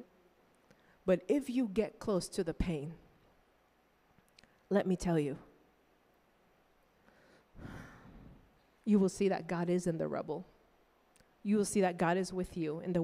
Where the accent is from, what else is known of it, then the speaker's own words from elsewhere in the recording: Nicaragua; moved away as an adult; now in United States; I grew up in Nicaragua